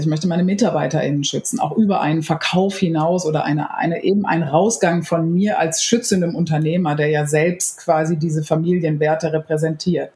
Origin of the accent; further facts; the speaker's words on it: Lower Saxony, Germany; moved away; ursprünglich komme ich aus Niedersachsen